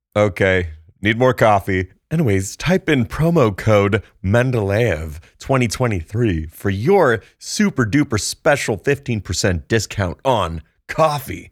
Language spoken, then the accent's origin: English; Santa Barbara, California, United States; I'm from Santa Barbara